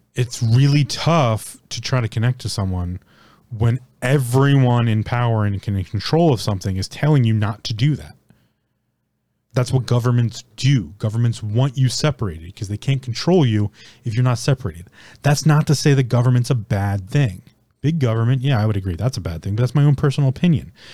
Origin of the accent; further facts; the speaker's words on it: United States; as an American, born and raised in America